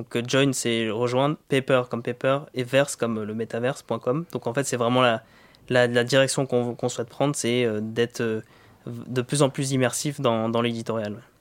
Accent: Vitry-sur-Seine, Île-de-France, France; moved away as an adult; also born or lived in Côte d'Ivoire / India; J'ai grandi dans le 9-4

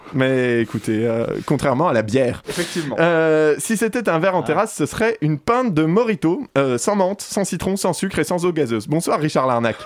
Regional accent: Burgundy, Bourgogne-Franche-Comté, France; now in Paris, France; ma région d'origine, la Bourgogne

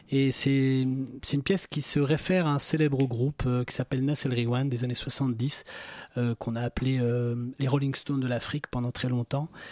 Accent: Morocco; je suis né au Maroc, dans un petit village

